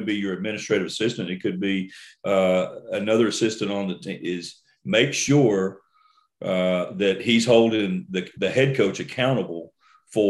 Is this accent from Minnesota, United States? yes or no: no; Port Arthur, Texas, United States; growing up in Port Arthur, my hometown